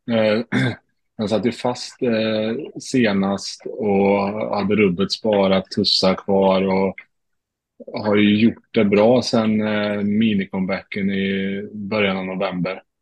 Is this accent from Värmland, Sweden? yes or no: yes; Värmland, Sweden; moved away; Jag har varit hemma i Värmland